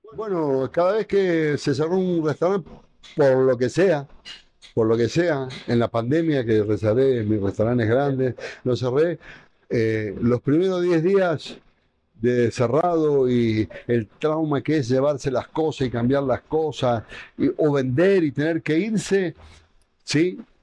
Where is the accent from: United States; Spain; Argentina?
Argentina; moved away as an adult; now in Quito, Ecuador; Yo soy este, amante del fútbol, como la gran mayoría de los argentinos